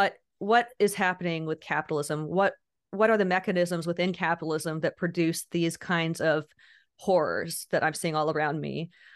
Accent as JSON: {"language": "English", "country": "Indonesia", "tie": "born or raised there", "lives_now": "United States", "said": "So basically, I grew up overseas. I grew up in Indonesia"}